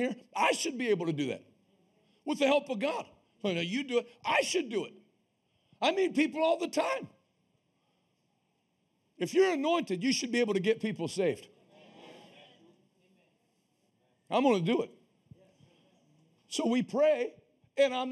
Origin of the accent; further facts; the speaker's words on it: Northeast, United States; now in Pittsburgh, United States; I'm from the Northeast